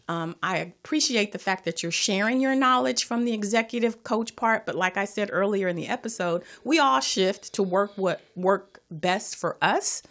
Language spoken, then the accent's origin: English; Los Angeles, California, United States; I am from Watts